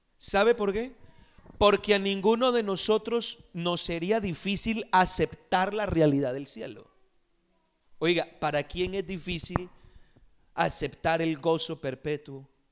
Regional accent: Costa Rica; Me acuerdo cuando era niño en Costa Rica

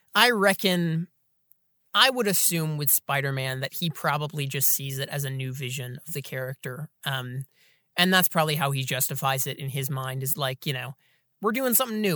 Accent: Atlanta, Georgia, United States; Atlanta, Georgia, my hometown

